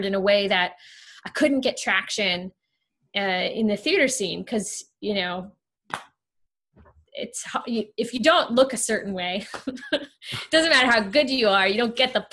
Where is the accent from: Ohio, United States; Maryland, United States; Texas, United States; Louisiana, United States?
Ohio, United States; moved away as an adult; also born or lived in Kentucky; I didn't grow up in Kentucky. I grew up in Ohio, neighboring states, a little more east